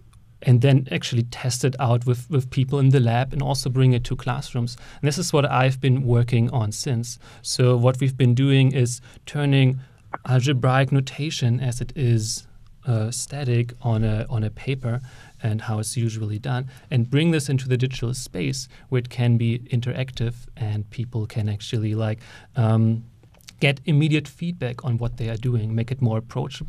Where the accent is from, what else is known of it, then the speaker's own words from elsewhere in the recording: Germany; moved away as an adult; now in Bloomington, United States; So I came from Germany with a computer science PhD here to IU Bloomington